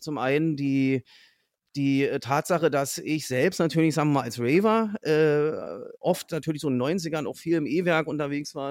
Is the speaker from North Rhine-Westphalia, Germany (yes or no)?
no; Fürstenwalde, Brandenburg, Germany; meine Heimatstadt Fürstenwalde liegt so im so im mehr oder weniger Speckgürtel von Berlin